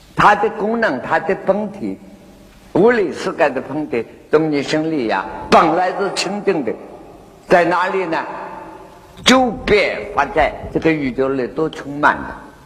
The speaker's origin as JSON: {"language": "Chinese", "country": "China", "said": "我们中国人啊"}